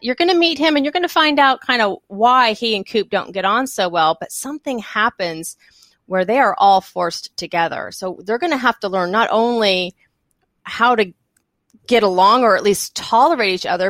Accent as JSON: {"language": "English", "region": "Texas", "country": "United States", "also_born_or_lived": "the South / Ohio / Colorado", "moved": "yes", "said": "I am from Texas originally, and then I have lived mostly in the South for, for all of my life"}